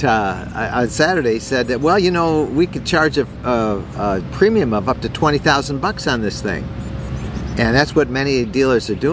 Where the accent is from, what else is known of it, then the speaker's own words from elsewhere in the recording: Detroit, Michigan, United States; We're from Detroit, of course. That's our hometown, the automobile capital of the world